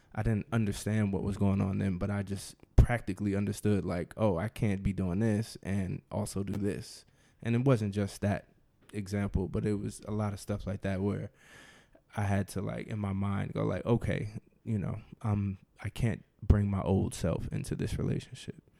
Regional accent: New Jersey, United States; now in Washington, D.C., United States; I am from New Jersey. I live in D C with my wife, Rashida

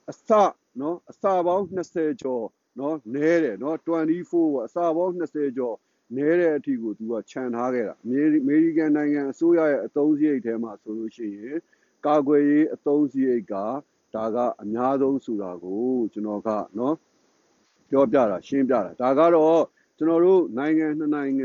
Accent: Myanmar

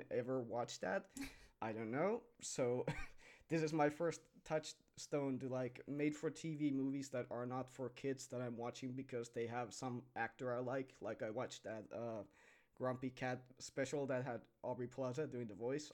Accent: Finland; I am from Finland, and out here, our names are a bit different than yours

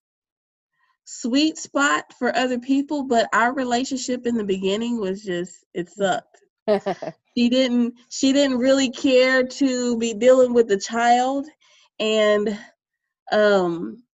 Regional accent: Bay City, Texas, United States; also born or lived in Pearland, Texas; my hometown of Bay City, Texas

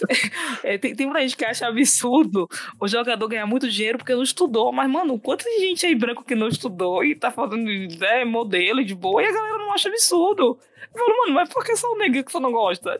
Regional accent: Bahia, Brazil; eu sou baiana

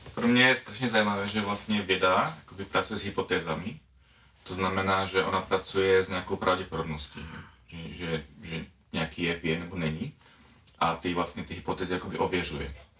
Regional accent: Czechia; now in Slovakia; jsem teda z České republiky, ale žiju na Slovensku

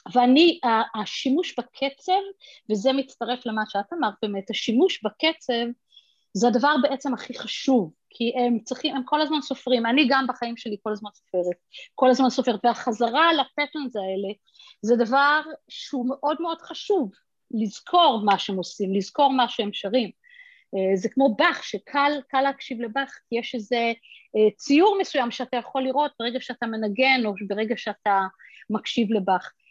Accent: Israel; now in United States; גדלתי בישראל, וגרתי רוב, חצי מחיי בישראל

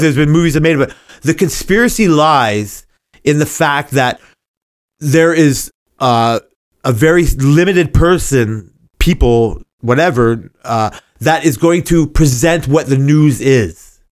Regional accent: Canada; I'm Canadian

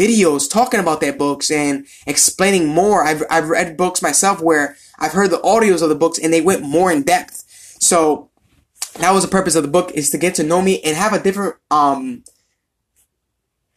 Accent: Providence, Rhode Island, United States; I'm from Providence, Rhode Island

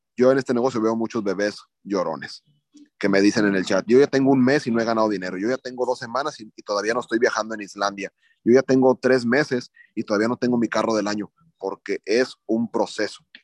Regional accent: Mexico

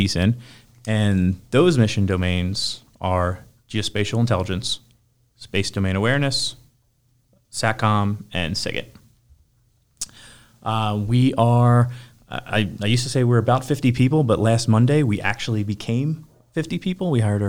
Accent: Philadelphia, Pennsylvania, United States; I'm actually from South Philly, South Philadelphia.

